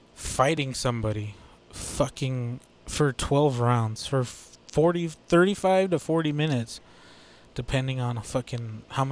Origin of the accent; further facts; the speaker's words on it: Texas, United States; I'm a Texas-born boy